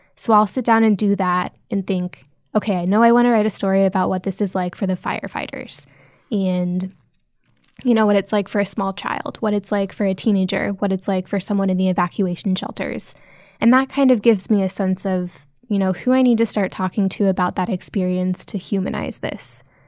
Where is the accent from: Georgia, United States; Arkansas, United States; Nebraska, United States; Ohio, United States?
Nebraska, United States; now in San Francisco, United States; I grew up in Nebraska